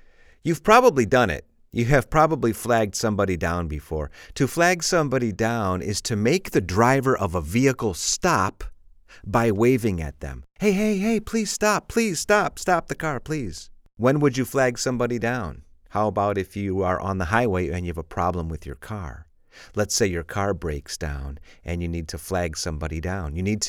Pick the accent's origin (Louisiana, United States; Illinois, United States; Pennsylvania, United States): Illinois, United States; Chicago; because I'm from the Windy City in Chicago. We have a lot of wind.